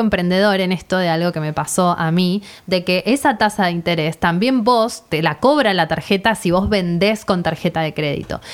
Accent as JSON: {"language": "Spanish", "country": "Argentina", "said": "si somos argentinas"}